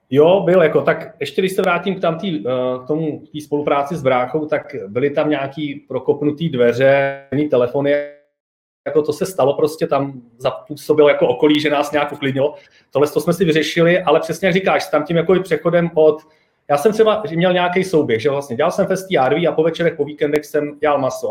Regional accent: Czechia; now in Prague, Czech Republic; já jsem se odstěhoval z Hradce, odkud jsem, do Prahy

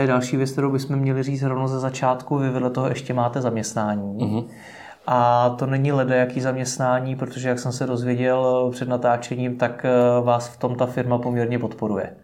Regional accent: Czechia; jako Češi

